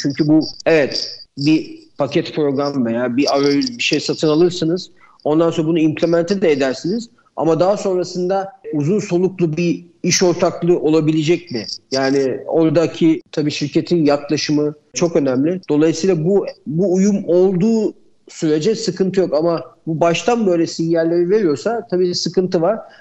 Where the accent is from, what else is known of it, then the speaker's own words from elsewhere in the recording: Istanbul, Turkey; 1977 İstanbul doğumluyum.